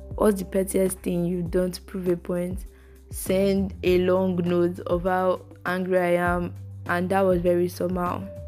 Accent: Lagos, Nigeria; I grew up in Lagos, Africa, Nigeria.

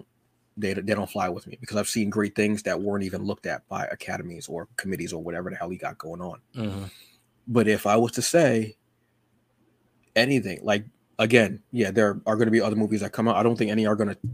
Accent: New Jersey, United States; I'm from Jersey

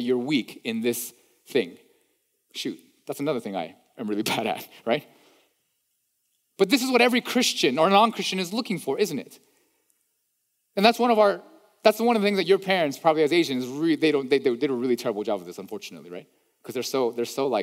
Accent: East Coast, United States; moved away; I'm from the East Coast. I talk fast.

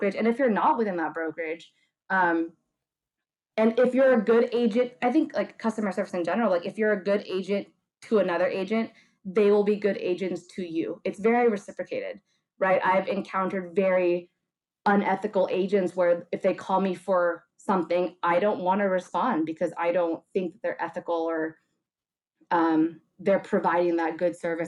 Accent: La Quinata, California, United States; Rach, like you and I grew up in La Quinata

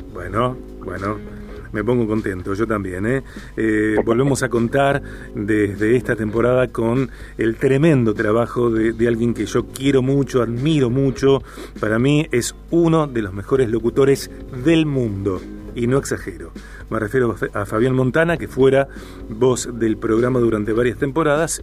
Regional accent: Rosario, Santa Fe, Argentina; como argentinos mm. y como rosarinos en particular

